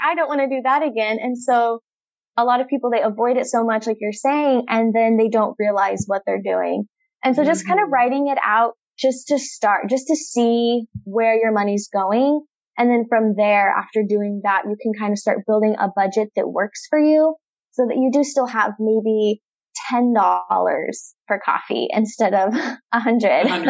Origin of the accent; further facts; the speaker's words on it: Nampa, Idaho, United States; moved away as an adult; now in Bay Area, California, United States; I was born and raised in Nampa, Idaho